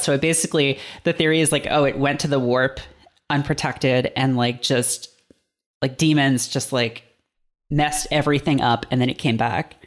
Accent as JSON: {"language": "English", "country": "Canada", "moved": "as an adult", "lives_now": "United States", "said": "I am, uh, not American. I'm from Canada"}